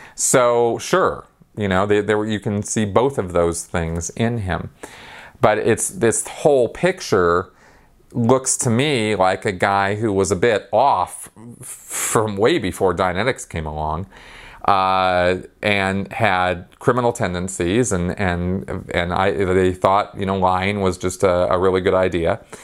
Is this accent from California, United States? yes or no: yes; Los Angeles, California, United States; I come from Los Angeles and California